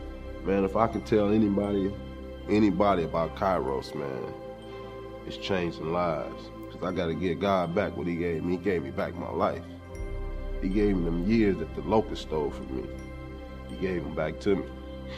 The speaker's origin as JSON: {"language": "English", "town": "Los Angeles", "region": "California", "country": "United States", "tie": "born or raised there"}